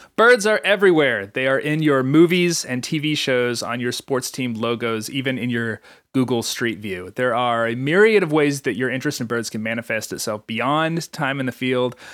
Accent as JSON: {"language": "English", "region": "North Carolina", "country": "United States", "said": "my home state of North Carolina"}